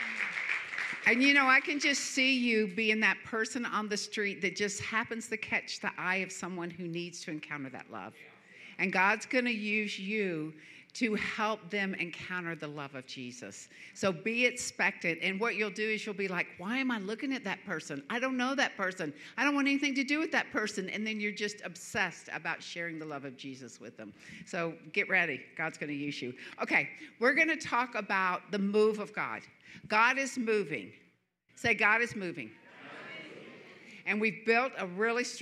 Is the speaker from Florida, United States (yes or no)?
yes; Florida, United States; moved away; I'm from Florida, and it's hot here.